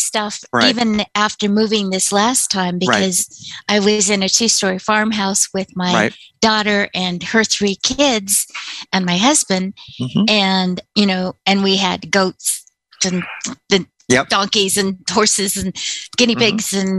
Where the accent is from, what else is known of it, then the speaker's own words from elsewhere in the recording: California, United States; born there; also born or lived in Michigan / Alabama / Louisiana / Texas; I was an Army brat, for starters. So I was born in California. When I was a year old, we took the train back to Michigan because my father was sent to Korea.